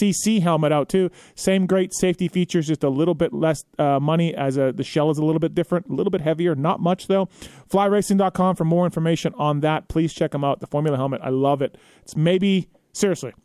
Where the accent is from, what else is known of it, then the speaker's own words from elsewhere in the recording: Canada; I'm from Canada